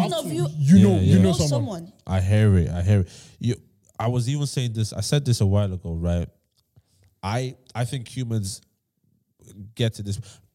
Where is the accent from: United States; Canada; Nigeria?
Nigeria; I'm from Nigeria.